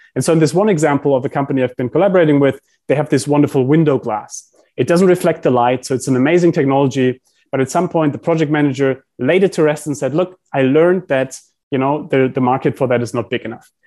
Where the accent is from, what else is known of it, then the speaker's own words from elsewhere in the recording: Heidelberg, Baden-Württemberg, Germany; I grew up in Heidelberg in Germany